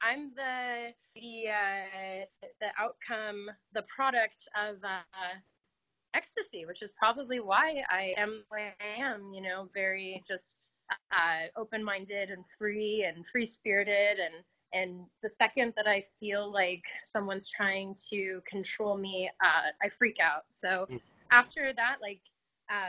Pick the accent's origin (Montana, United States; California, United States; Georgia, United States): California, United States; Los Angeles; I grew up in the Valley. So I think just as a Valley girl at heart